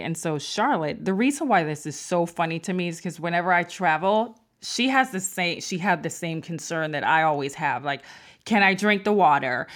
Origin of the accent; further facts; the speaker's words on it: Mandeville, Manchester, Jamaica; I'm from Mandible, Manchester in Jamaica